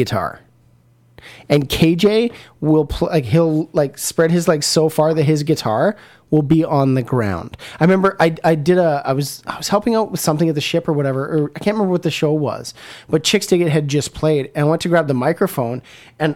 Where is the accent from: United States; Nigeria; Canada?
Canada; Calgary, Alberta; moved away; Joel and I are from Calgary